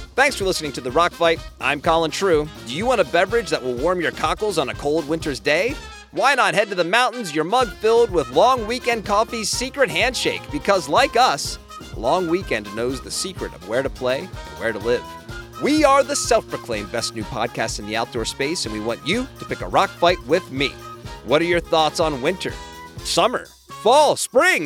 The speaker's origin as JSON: {"language": "English", "town": "Lancaster", "region": "Pennsylvania", "country": "United States", "tie": "born or raised there", "moved": "yes", "lives_now": "San Diego, United States", "said": "I grew up in Lancaster, Pennsylvania"}